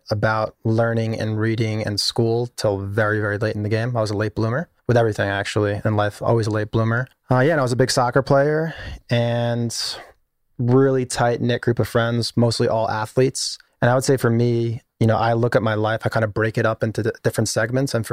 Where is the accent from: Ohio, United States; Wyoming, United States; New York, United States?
New York, United States; East Meadow; I grew up in Long Island in a place called East Meadow, middle class Long Island.